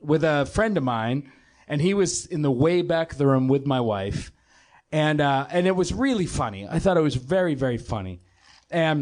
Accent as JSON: {"language": "English", "town": "Boston", "region": "Massachusetts", "country": "United States", "said": "We're both from Boston."}